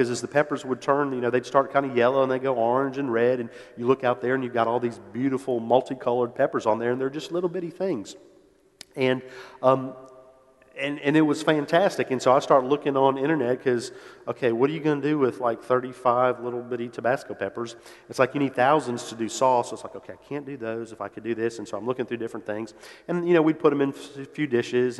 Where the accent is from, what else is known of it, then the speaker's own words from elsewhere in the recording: New Orleans, Louisiana, United States; moved away as an adult; I grew up in New Orleans, was born there, lived there until went off to college.